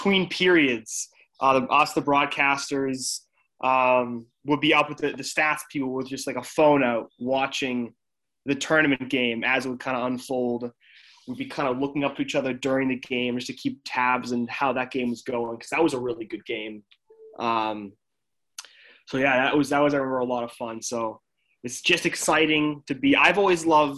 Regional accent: Bow, New Hampshire, United States; I'm from Bow, New Hampshire, so I went to Bow High School

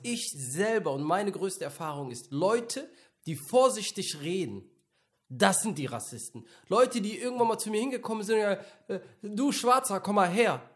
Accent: Mönchengladbach, North Rhine-Westphalia, Germany; ich bin in München-Gladbach aufgewachsen

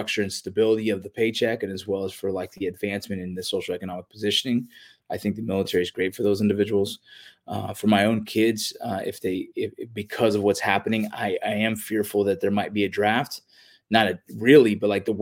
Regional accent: Los Angeles, California, United States; I grew up in the San Fernando Valley

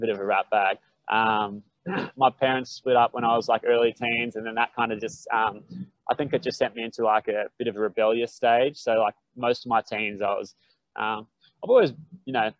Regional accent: Brisbane, Queensland, Australia; I grew up in Brizzy and had mates

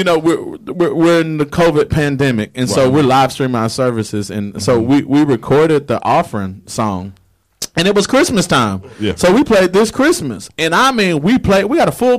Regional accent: Nashville, Tennessee, United States; now in Pensacola, United States; I'm from Nashville, Tennessee

